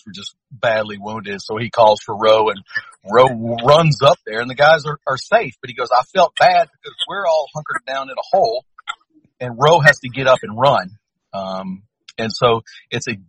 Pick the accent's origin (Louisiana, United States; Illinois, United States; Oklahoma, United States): Louisiana, United States; I'm from Louisiana